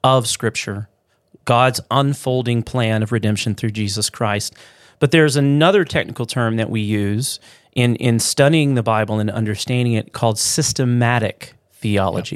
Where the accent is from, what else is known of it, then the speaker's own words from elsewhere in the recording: Louisiana, United States; moved away; also born or lived in Midwest; growing up in the South, in Louisiana